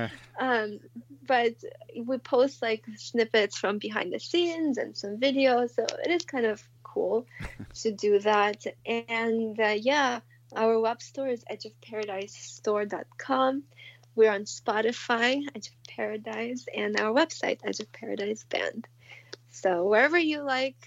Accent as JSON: {"language": "English", "region": "Moscow", "country": "Russia", "tie": "born or raised there", "moved": "yes", "said": "I grew up in Moscow, so it's, like, part of the culture"}